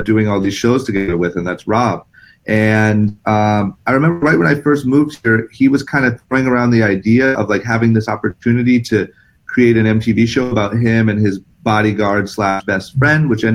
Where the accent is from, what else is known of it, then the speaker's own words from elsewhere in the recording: Akron, Ohio, United States; moved away as an adult; now in Los Angeles, United States; I'm from Akron, Ohio. I grew up skateboarding